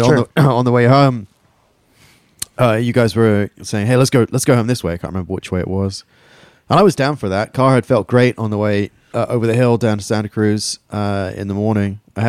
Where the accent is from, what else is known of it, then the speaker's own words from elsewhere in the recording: England, United Kingdom; moved away; I'm English and repressed.